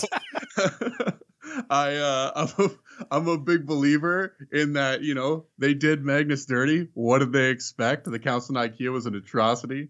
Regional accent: Canada; I'm Canadian. Um, I had moved across the country, uh, when I was nine years old

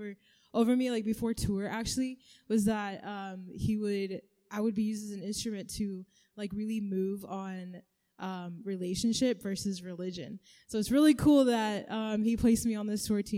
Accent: Kansas, United States; also born or lived in Kenya; I am from Kansas, but I am originally from Kenya. I was born there. Then we all moved to Kansas.

